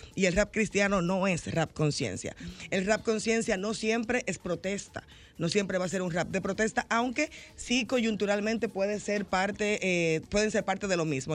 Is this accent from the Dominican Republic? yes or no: yes; Santo Domingo Este, Distrito Nacional, Dominican Republic; yo vengo de un barrio, de un barrio populoso, yo vengo de Los Minas en los 90